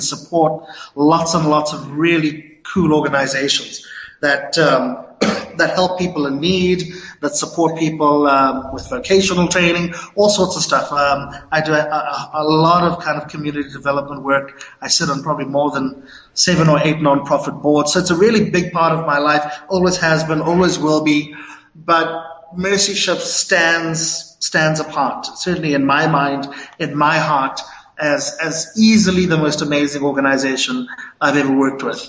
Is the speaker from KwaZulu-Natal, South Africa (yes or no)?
yes; Durban, KwaZulu-Natal, South Africa; moved away as an adult; also born or lived in Latin America / Africa / Middle East; I'm a Durbanite through and through. Born and bred in Durban